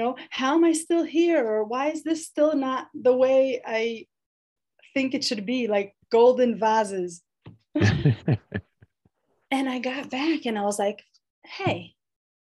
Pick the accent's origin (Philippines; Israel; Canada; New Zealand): Israel; Jerusalem, Jerusalem District; born and raised in Jerusalem, Israel